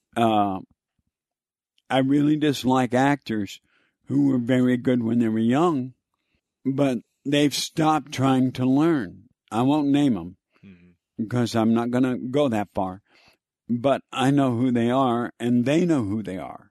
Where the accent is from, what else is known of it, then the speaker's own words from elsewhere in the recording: Texas, United States; I grew up in Texas